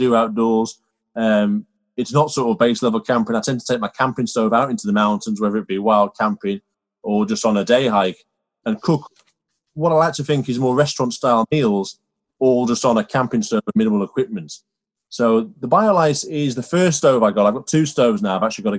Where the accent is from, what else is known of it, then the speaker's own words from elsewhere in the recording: Carlisle, North West England, United Kingdom; also born or lived in York; now in Ambleside, United Kingdom; I'm from Carlisle originally, so on the border of Scotland.